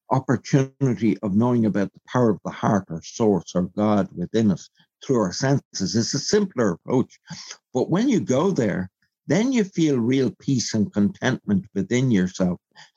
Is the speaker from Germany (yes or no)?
no; Belfast, Northern Ireland, United Kingdom; born there; even though I was born on the Falls Road.